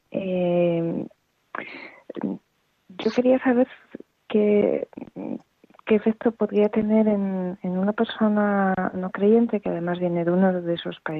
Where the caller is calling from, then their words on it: Ávila, Castile and León, Spain; Mire, yo le llamo … de Ávila.